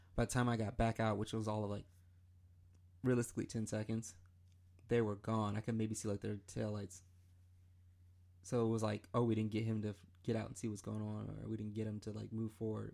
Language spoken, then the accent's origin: English; Michigan, United States; now in Columbia, United States; I'm from Michigan